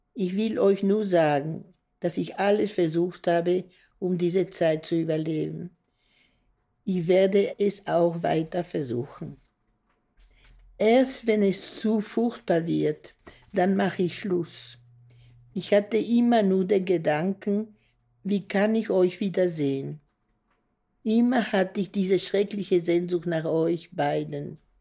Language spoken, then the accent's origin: German; Brussels, Brussels-Capital Region, Belgium; Ich bin 28. Äh, April 1942 geboren in Brüssel